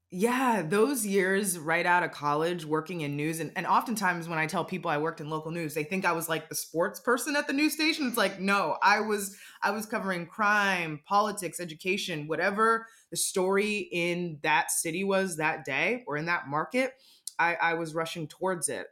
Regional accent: Washington, District of Columbia, United States; I grew up in the Washington D.C. area, and we had Mystics season tickets.

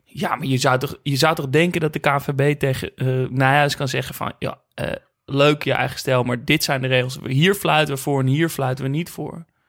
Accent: Netherlands; ik uit Nederland kwam

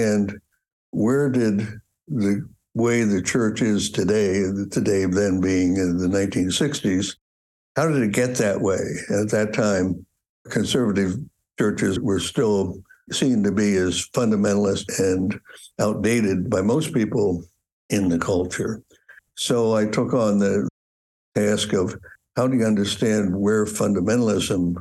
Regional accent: Middletown, Pennsylvania, United States; I grew up in Middletown, Pennsylvania, which is near Harrisburg

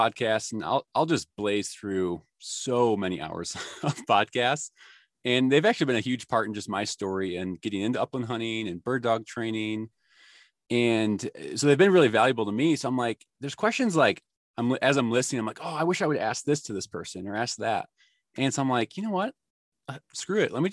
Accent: Chicago, Illinois, United States; moved away; I grew up in Chicago

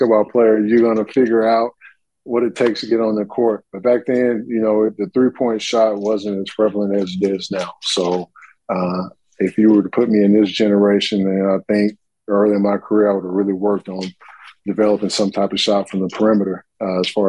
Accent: Russellville, Arkansas, United States; Being from the state of Arkansas, a small town in Russellville, and having an opportunity to represent my state and my hometown

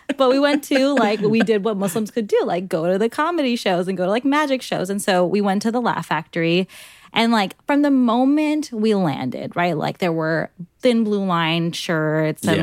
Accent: New York City, New York, United States; also born or lived in New Hyde Park, New York; I grew up in Ozone Park, Queens, and then I moved to New Hyde Park

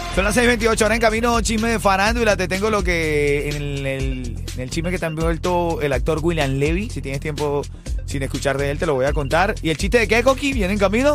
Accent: Venezuela; como venezolano

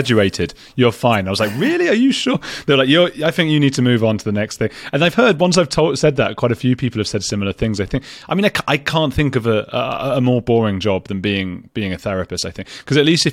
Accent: London, United Kingdom; I'm from London

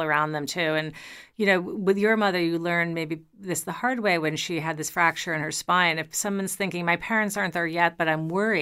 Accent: New York, United States; as a New Yorker, my I was raised walking sidewalks

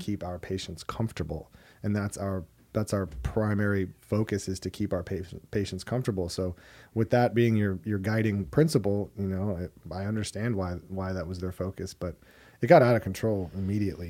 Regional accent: Hermosa Beach, California, United States; I'm from Hermosa Beach, California

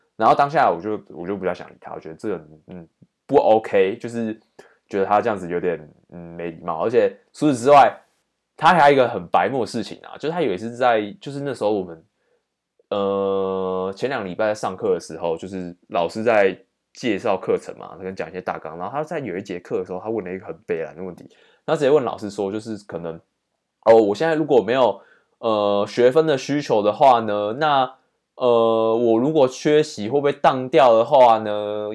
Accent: Taiwan; 他就一直来找我们台湾人

